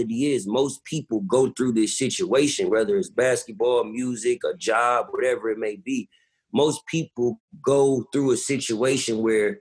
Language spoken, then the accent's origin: English; West Coast, United States; I'm from the West Coast